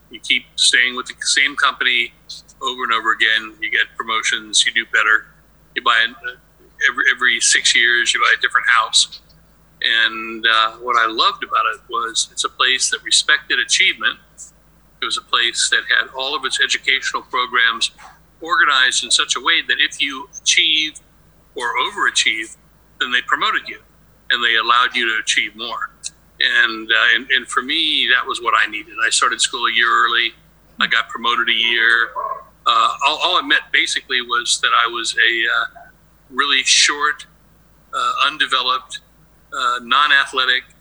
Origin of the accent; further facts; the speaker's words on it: Cuyahoga Falls, Ohio, United States; moved away; also born or lived in Santa Maria, California; I grew up uh, just outside of Akron, Ohio, in a small town called Cuyahoga Falls, and it was the perfect environment for me to grow up in. It was kind of one of the um, American middle class wannabe places